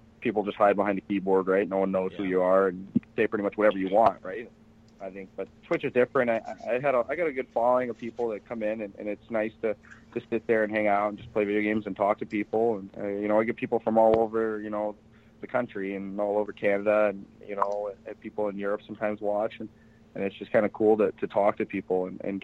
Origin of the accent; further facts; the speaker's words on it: Detroit, Michigan, United States; also born or lived in Binghamton, New York; I grew up in Detroit